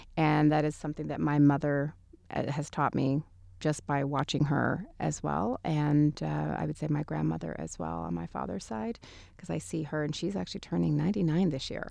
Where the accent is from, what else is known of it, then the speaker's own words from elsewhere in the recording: Texas, United States; moved away; also born or lived in Hollywood, California / Mexico City, Mexico; having grown up in Texas at the time that I was raised in Texas